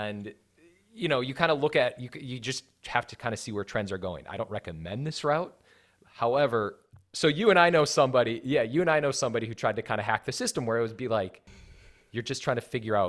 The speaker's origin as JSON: {"language": "English", "region": "Wisconsin", "country": "United States", "lives_now": "Los Angeles, United States", "said": "I just moved to Los Angeles. I'm from Wisconsin."}